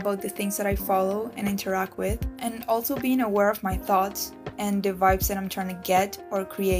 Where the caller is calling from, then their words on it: Caracas, Venezuela; I'm calling from Caracas, Venezuela.